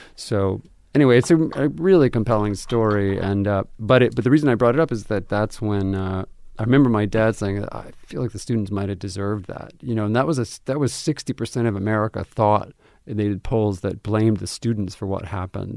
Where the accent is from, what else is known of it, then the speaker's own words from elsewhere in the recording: Albuquerque, New Mexico, United States; moved away as an adult; I was born and raised in Albuquerque, lived there my whole